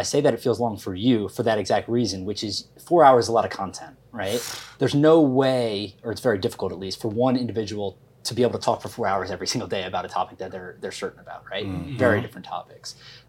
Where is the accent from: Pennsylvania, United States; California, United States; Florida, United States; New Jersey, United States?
New Jersey, United States; also born or lived in Miami; I'm from Jersey. You're from Jersey. You lived in Miami. I lived in Miami.